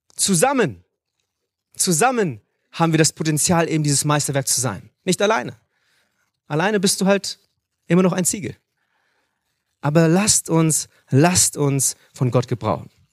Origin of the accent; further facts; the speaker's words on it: Hanover, Lower Saxony, Germany; moved away as an adult; now in Munich, Germany; Ich bin aber in Hannover geboren, dort aufgewachsen, lebe jetzt in München